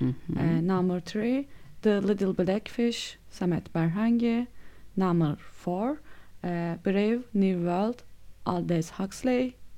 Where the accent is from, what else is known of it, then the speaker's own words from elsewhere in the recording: Mersin, Turkey; I am from Mersin in Turkey.